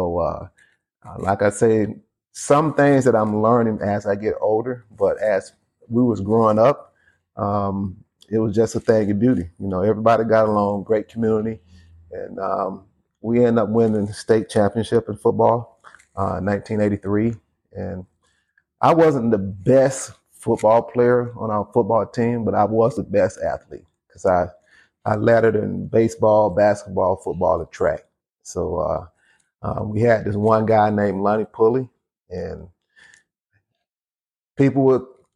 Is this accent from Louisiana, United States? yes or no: no; Waterloo, South Carolina, United States; now in Minnesota, United States; I'm originally from Waterloo, South Carolina. It's a small town in the upper state of South Carolina